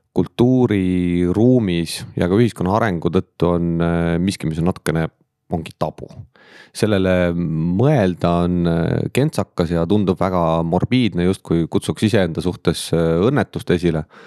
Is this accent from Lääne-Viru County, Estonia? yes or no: yes; Lääne-Viru County, Estonia; moved away as an adult; now in Tallinn, Estonia; tulen äh, algselt Lääne-Virumaalt, nüüd siis töö tõttu Tallinnast juba üle kahekümne viie aasta